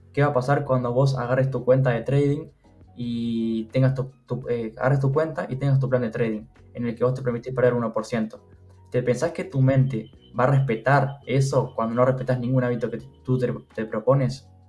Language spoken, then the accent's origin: Spanish; Uruguay; tengo 22 años, soy de Uruguay